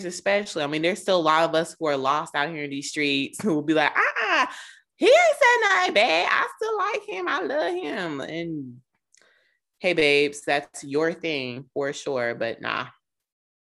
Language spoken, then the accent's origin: English; Charlotte, North Carolina, United States; I'm from Charlotte and apparently went to the same high school with this dude